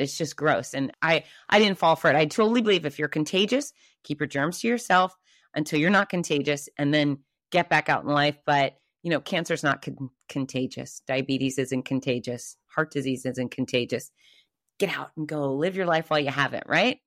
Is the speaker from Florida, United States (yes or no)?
yes; Gainesville, Florida, United States; my hometown of Gainesville, Florida